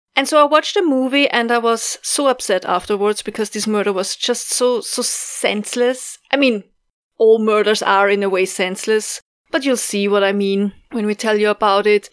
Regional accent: Austria; from Austria

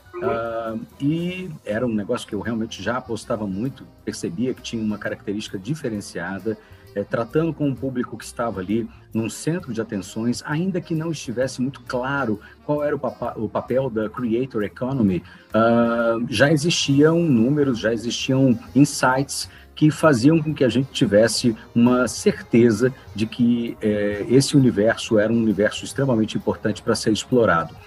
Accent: Belo Horizonte, Minas Gerais, Brazil; also born or lived in São Paulo; now in Nova Lima, Brazil; Eu sou natural de Belo Horizonte

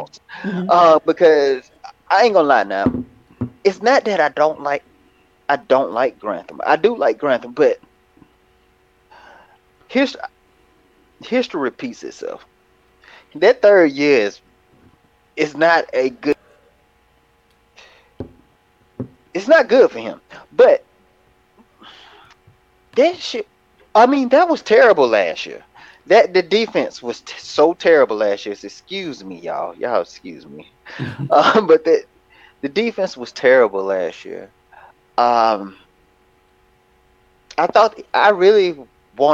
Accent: Alabama, United States; Still my home state

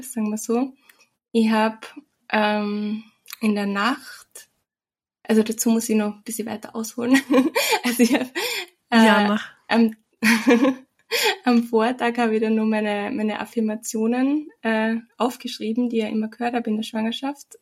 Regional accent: Austria; bei uns in Österreich

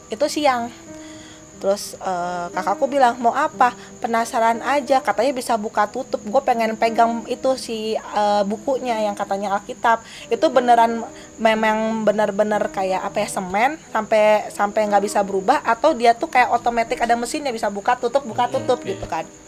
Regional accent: Bandung, West Java, Indonesia; Padahal kan kami orang Bandung.

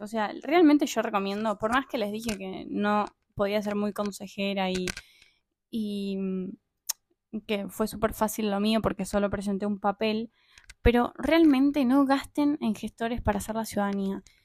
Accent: Argentina; moved away as an adult; como todo argentino

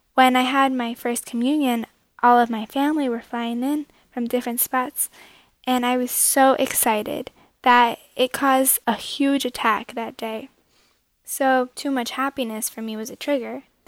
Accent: Connecticut, United States; I'm from Connecticut and I'm 16 years old

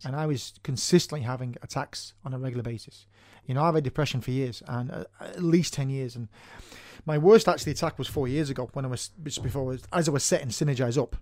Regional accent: Manchester, North West England, United Kingdom; moved away as an adult; now in Ireland; I'm originally from Manchester in Northern England, and I moved over here 20 years ago

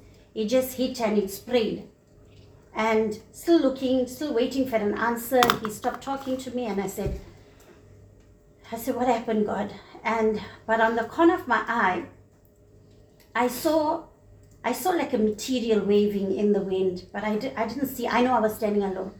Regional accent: Sezela, South Coast, KwaZulu-Natal, South Africa; moved away; also born or lived in Phoenix, Durban; he moved me out from my hometown, Sizela, on the south coast, into Phoenix.

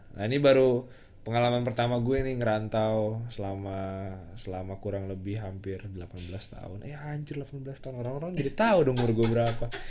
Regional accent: Indonesia; moved away as an adult; now in Yogyakarta, Indonesia; gue sebelumnya orang Jakarta ah, terus tiba-tiba karena kuliah dapatnya di Jogja

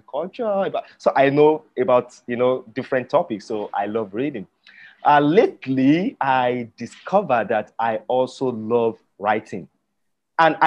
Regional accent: Yorubaland, Nigeria; first language Yoruba; English is a second language; my native tongue is called Yoruba language.

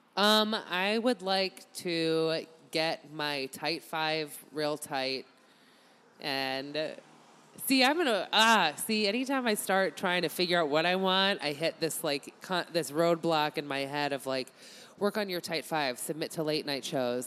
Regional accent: Massachusetts, United States; moved away; also born or lived in Chicago; I grew up in Massachusetts

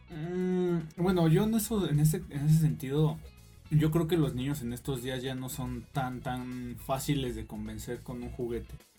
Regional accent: Mexico; reprobáramos en este aspecto como mexicanos

